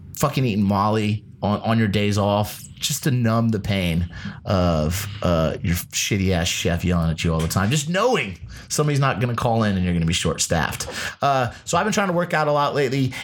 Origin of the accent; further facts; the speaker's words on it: Ohio, United States; also born or lived in Las Vegas; now in Los Angeles, United States; Being a Midwesterner myself okay. uh, from Ohio